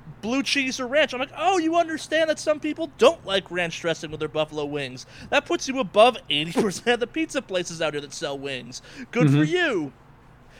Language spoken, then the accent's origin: English; East Coast, United States; now in Los Angeles, United States; growing up on the East Coast